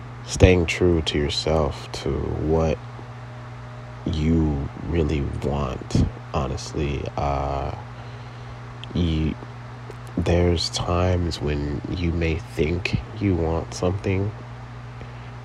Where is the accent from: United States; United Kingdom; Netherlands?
United States; Compton, California; also born or lived in Torrance, California / San Fernando Valley, California; I was born in Torrance, California. Raised in Compton, California